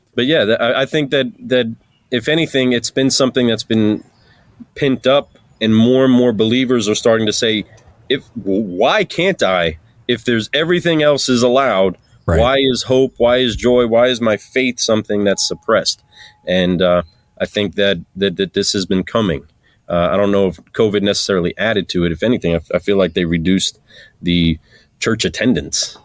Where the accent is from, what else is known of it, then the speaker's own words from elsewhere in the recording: New York, United States; I'm a New Yorker